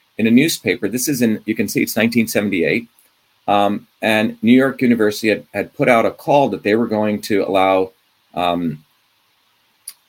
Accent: Mumbai, Maharashtra, India; also born or lived in a South Indian village; I was born in India in 1963. I grew up in Bombay

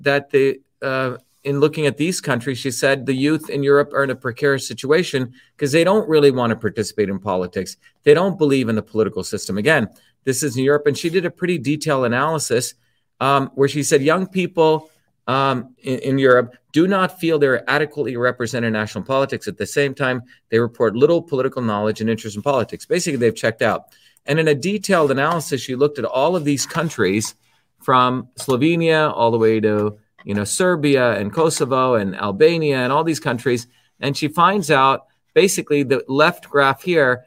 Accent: India; moved away; growing up in India

